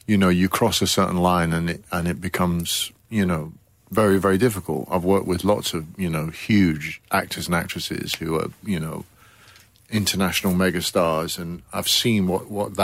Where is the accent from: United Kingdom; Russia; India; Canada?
United Kingdom; Coventry, West Midlands; I joined a little youth theatre in my hometown in Coventry